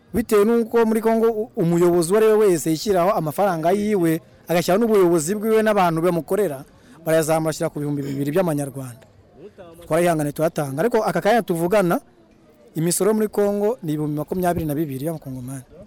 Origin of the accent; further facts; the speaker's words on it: Rwanda; nk'abanyarwanda dukorera muri congo